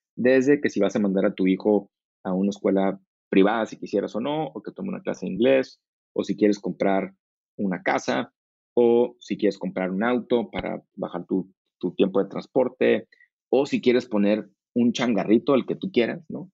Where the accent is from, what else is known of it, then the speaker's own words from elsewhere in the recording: Tijuana, Baja California, Mexico; moved away as an adult; also born or lived in Monterrey / United States / San Diego; yo crecí en Tijuana o en Monterrey